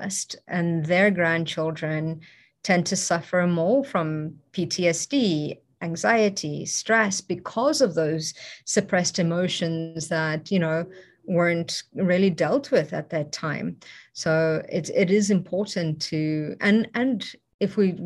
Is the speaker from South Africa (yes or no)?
yes; South Africa; moved away; I grew up in South Africa, it's also a very dangerous place